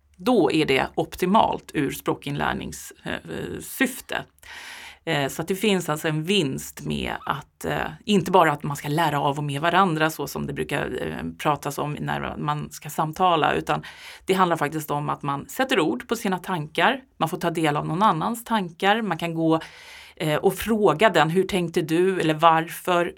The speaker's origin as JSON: {"language": "Swedish", "country": "Sweden", "said": "som svensk eh, medelålders"}